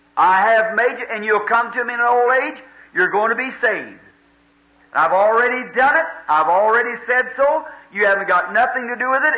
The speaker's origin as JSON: {"language": "English", "country": "United States", "said": "I'm an American"}